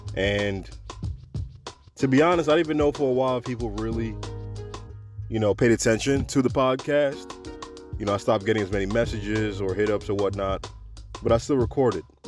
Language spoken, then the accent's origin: English; New York City, New York, United States; now in Florida, United States; New York. That's my hometown.